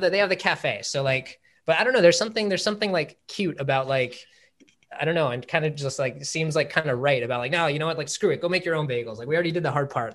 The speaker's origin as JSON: {"language": "English", "town": "Los Angeles", "region": "California", "country": "United States", "tie": "born or raised there", "said": "Born and raised"}